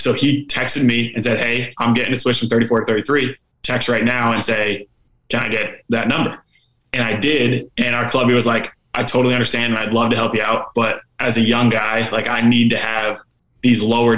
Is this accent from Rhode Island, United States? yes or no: yes; Rhode Island, United States; also born or lived in Boston, Massachusetts; me growing up in Rhode Island